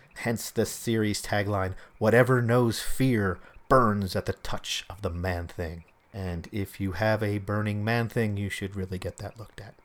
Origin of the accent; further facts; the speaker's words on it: Philadelphia, Pennsylvania, United States; I grew up in Philadelphia